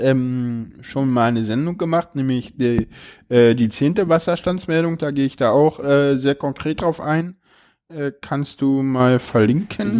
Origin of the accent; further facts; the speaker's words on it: Berlin, Germany; ich komme aus Berlin, da machen die Leute sowas